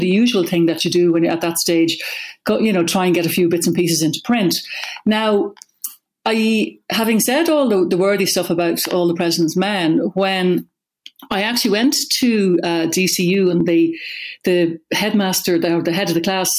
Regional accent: Dún Laoghaire, Leinster, Ireland; also born or lived in New York; I grew up in Dunleary

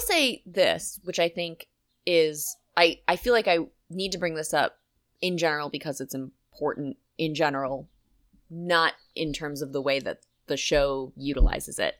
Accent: Pennsylvania, United States; I grew up in God's country. You know, Pennsylvania is like a big dairy state

